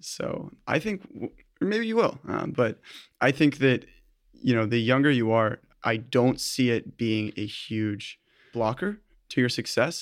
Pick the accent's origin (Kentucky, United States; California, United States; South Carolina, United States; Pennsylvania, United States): California, United States; Newport Beach; also born or lived in Berkeley; I was born and raised in Newport Beach